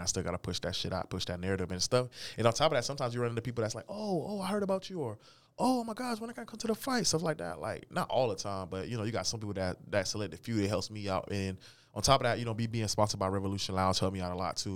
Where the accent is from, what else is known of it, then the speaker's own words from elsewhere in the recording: St. Petersburg, Florida, United States; moved away as an adult; also born or lived in Newton, Kansas; now in Wichita, United States; I'm from Saint Petersburg, Florida, born and raised